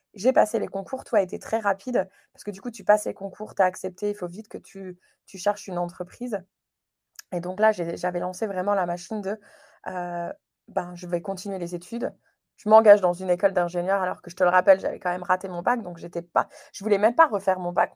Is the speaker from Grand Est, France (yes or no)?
yes; Moselle, Grand Est, France; moved away as an adult; also born or lived in United States / Chicago / Wales; now in Canada; Je suis originaire de la Moselle, euh, dans c'est le nord-est de la France, près du Luxembourg